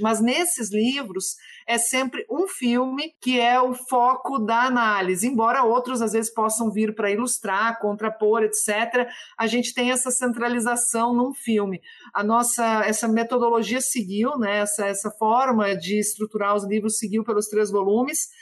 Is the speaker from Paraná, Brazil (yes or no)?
no; the Brazil–Uruguay border, Rio Grande do Sul, Brazil; lá na minha terra, que é O Banheiro do Papa, na fronteira entre Brasil e Uruguai